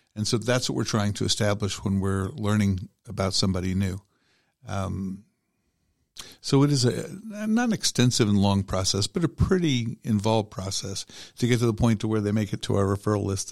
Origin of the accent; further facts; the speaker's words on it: Cobb County, Georgia, United States; I grew up in Georgia. I've been here since I was five years old, so it's been a long, long, long time. Um, grew up in Cobb County